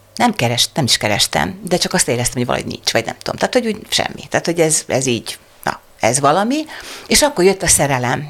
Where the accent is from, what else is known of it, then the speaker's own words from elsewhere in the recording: Kübekháza, Csongrád-Csanád, Hungary; also born or lived in Szeged; Én szegedi lány vagyok, Szegeden születtem, nagymamám Kübekházán, Szegedtől 18 kilométerre lévő kis falu